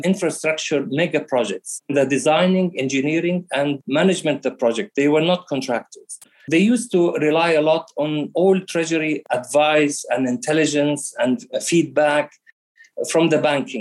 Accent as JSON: {"language": "English", "country": "Australia", "tie": "born or raised there", "also_born_or_lived": "Jordan / London", "moved": "as an adult", "said": "Yes, I am an Australian citizen. I had my education in Australia. My family been in Australia since the early 80s. Originally, we came from Jordan"}